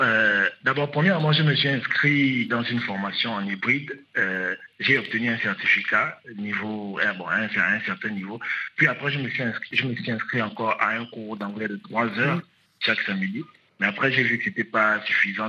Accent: Gabon; moved away as an adult; now in Rabat, Morocco; je suis gabonais, je suis arrivé au Maroc en 2019

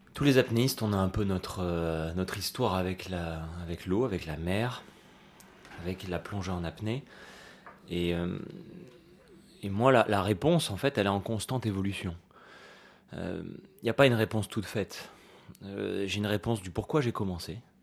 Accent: Nice, Provence-Alpes-Côte d'Azur, France; en grandissant à Nice tous les étés, j'allais à la plage comme tous les gosses

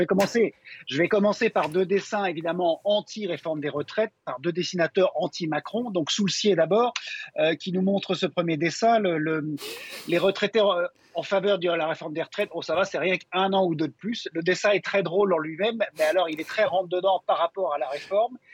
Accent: Belgium; Chez nous, en Belgique

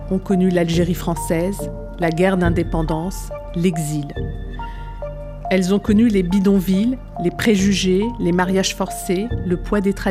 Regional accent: France; journaliste à RFI, née en France de parents algériens

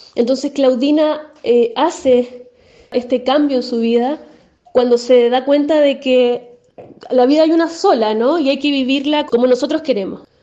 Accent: Chile; yo habito este país

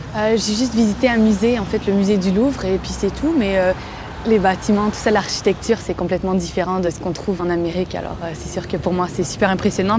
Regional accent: Quebec, Canada; j'ai 26 ans, je viens du Québec.

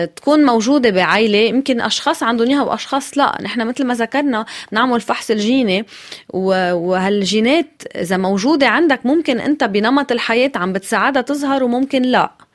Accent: Lebanon

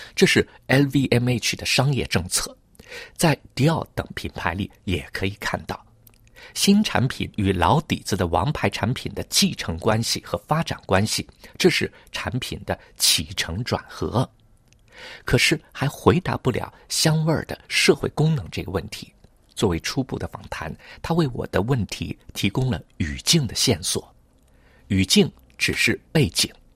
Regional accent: Hangzhou, Zhejiang, China; now in Paris, France; 小的时候，在杭州

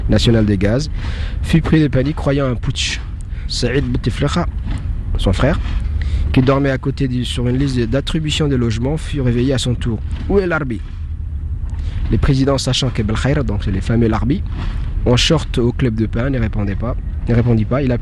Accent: Djibouti; moi, je viens d'un pays d'Afrique de, de, l'Est de l'Afrique, Djibouti.

